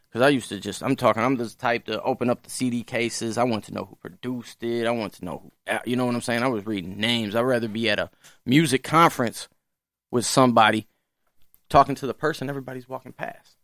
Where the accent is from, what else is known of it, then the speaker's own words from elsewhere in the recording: St. Louis, Missouri, United States; I'm born and raised Saint Louis